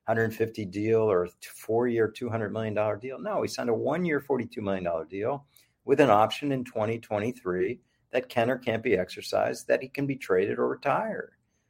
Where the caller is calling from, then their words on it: Miami, Florida, United States; I come to you from Miami.